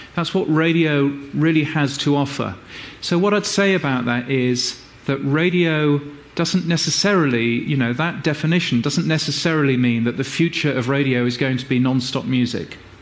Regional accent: Brisbane, Queensland, Australia; my hometown of Brisbane in Australia

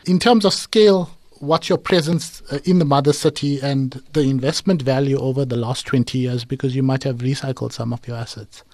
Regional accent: Durban, KwaZulu-Natal, South Africa; it's my hometown

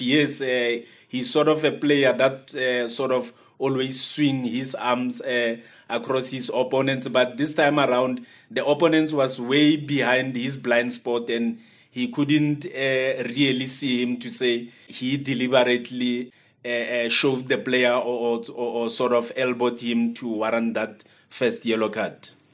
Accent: South Africa; as a South African

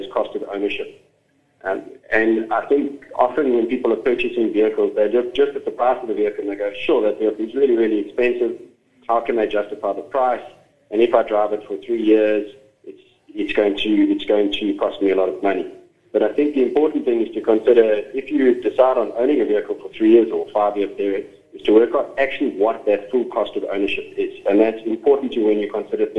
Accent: South Africa; I'm a South African

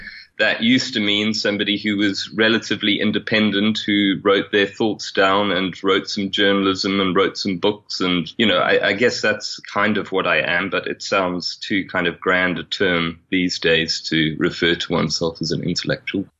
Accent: South Africa; moved away; also born or lived in England; being white South African coming from a, a Catholic family, but having grown up an atheist and having Irish heritage

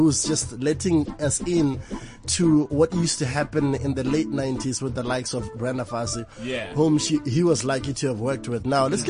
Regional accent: Botswana; now in South Africa; I'm based in South Africa, I'm from Botswana, by the way, but I'm based there.

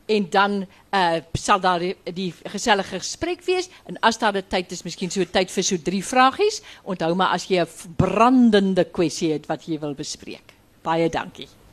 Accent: Graaff-Reinet, Eastern Cape, South Africa; moved away; ek kom van Graafrenet in die Karoo

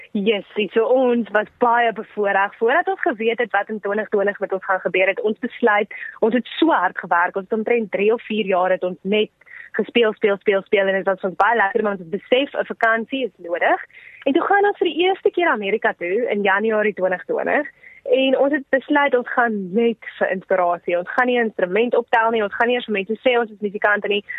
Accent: South Africa; ons is van Suid-Afrika

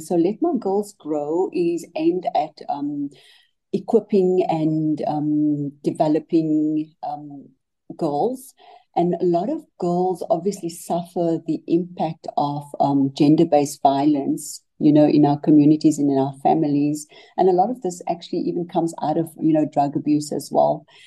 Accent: Cape Town, Western Cape, South Africa; I grew up in Mitchell's Plain in the Western Cape

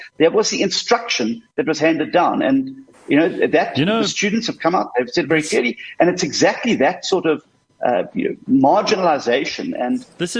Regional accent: South Africa; first language English; I'm not an Afrikaans-speaking South African. I'm an English-speaking South African.

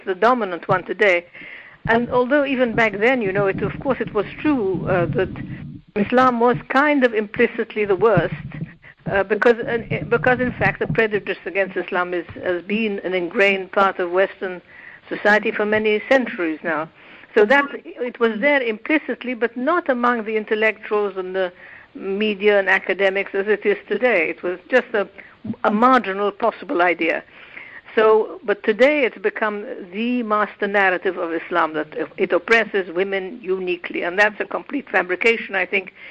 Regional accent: Egypt; moved away; when I was growing up in Egypt

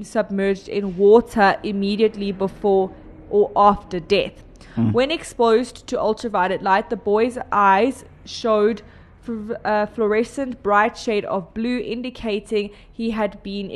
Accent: South Africa; I am South African

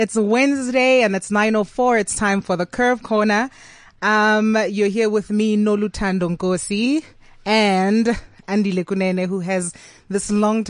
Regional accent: Johannesburg, Gauteng, South Africa; growing up in Johannesburg, I'm a like proper Johannesburg baby. I mean, my family is from Witbank and Johannesburg.

